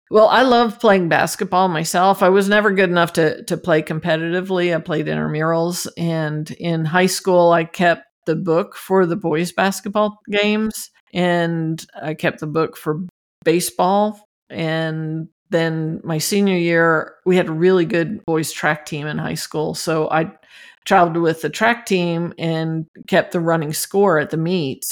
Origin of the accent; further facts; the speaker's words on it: New Jersey, United States; moved away as an adult; I'm from New Jersey